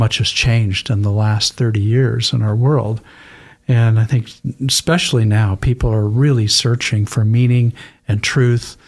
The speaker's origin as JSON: {"language": "English", "region": "Idaho", "country": "United States", "tie": "born or raised there", "said": "I grew up in Idaho."}